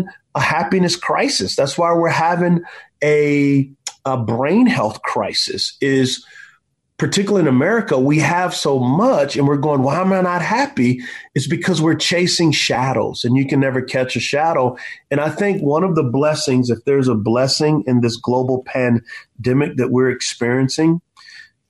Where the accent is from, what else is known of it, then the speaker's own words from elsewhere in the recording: United States; as American Christians